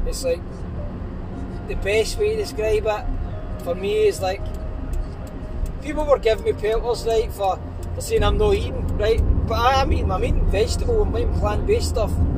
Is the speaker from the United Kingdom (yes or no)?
yes; Glasgow, Scotland, United Kingdom; I am a boy from Glasgow